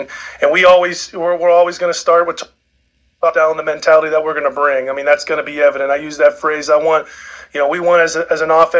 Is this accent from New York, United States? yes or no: no; Pittsburgh, Pennsylvania, United States; moved away; I grew up in Pittsburgh